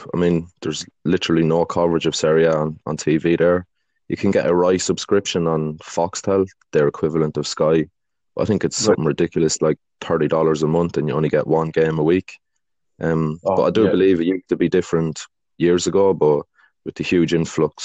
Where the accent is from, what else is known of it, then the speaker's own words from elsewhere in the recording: Ireland; growing up in Ireland